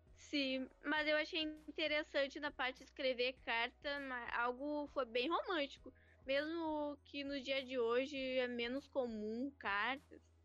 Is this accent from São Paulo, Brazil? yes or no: no; Alvorada, Rio Grande do Sul, Brazil; Eu sou de Alvorada